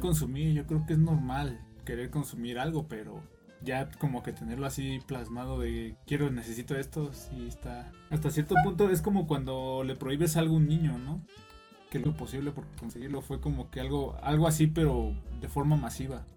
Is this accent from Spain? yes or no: no; Mexico; reprobáramos en este aspecto como mexicanos